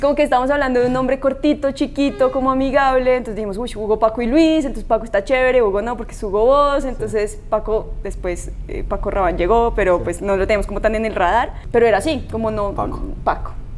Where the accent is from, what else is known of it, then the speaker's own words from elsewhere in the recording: Colombia; como colombianos